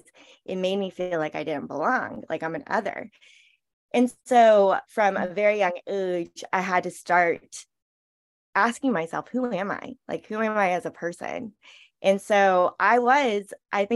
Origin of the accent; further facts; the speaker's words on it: Charleston, South Carolina, United States; I was born here in Charleston. I grew up in South Carolina